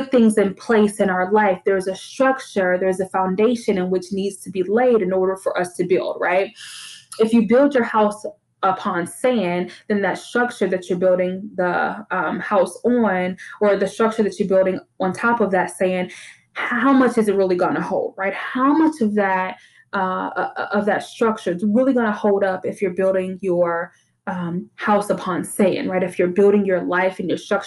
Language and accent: English; Detroit, Michigan, United States; now in Texas, United States; I grew up in Detroit, and like almost every house I grew up in had like a basement